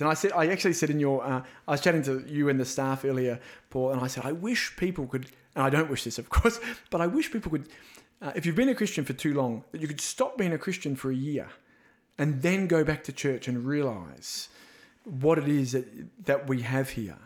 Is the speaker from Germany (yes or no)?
no; Australia; being an Aussie